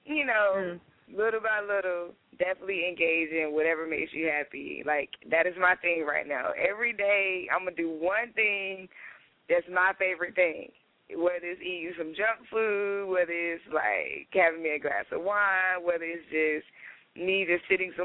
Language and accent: English; Durham, North Carolina, United States; I'm from North Carolina, Durham, born and raised